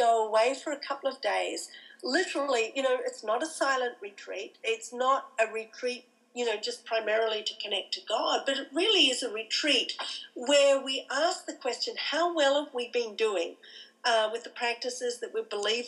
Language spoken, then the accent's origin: English; Australia; moved away as an adult; I'm an Australian